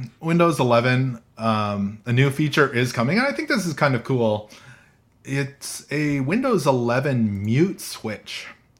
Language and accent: English; Canada; I'm from Canada